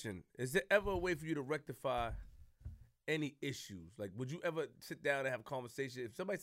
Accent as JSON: {"language": "English", "town": "New York City", "region": "New York", "country": "United States", "said": "I'm from Linden and Farmers."}